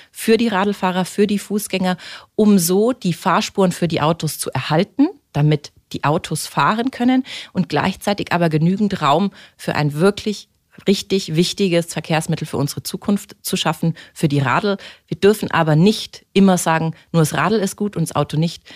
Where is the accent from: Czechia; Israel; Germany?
Germany; Munich, Bavaria; Ich bin am Münchner Kindl in der Stadt geboren und aufgewachsen